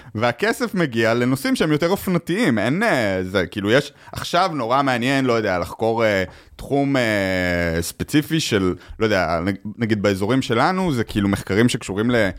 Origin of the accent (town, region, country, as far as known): Israel; moved away as an adult; also born or lived in United States; now in New York, United States